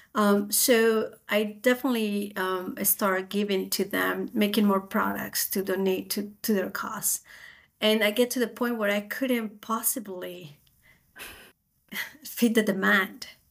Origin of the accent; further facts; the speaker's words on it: Spain; moved away as an adult; now in United States; I'm originally from Spain, so I came to America to do a master degree